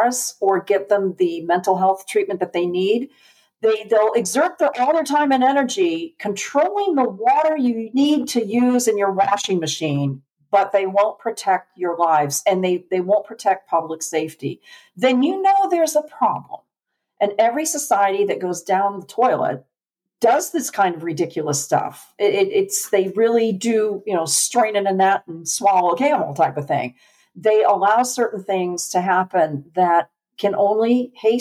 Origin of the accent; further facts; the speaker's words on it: Connecticut, United States; moved away as an adult; now in Tennessee, United States; we're from Connecticut